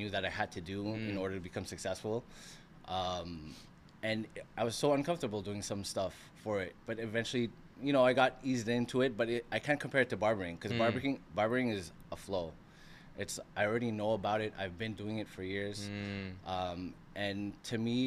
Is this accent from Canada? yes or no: yes; Montreal, Quebec, Canada; I was born and raised in Montreal, Canada